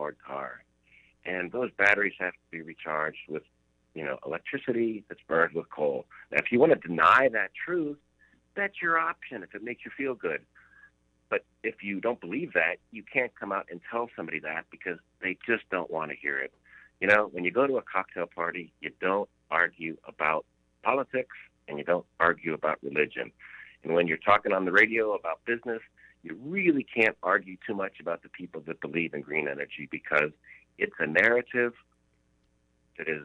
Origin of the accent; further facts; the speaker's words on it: Louisiana, United States; moved away; also born or lived in Florida; I was born in Louisiana